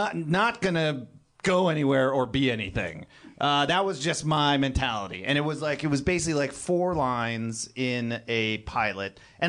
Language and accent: English; Lodi, California, United States; born or raised there; also born or lived in Kenya